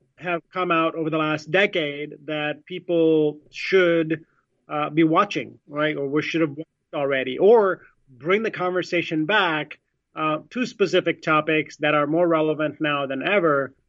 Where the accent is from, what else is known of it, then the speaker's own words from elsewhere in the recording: India; I'm Indian, I was born in India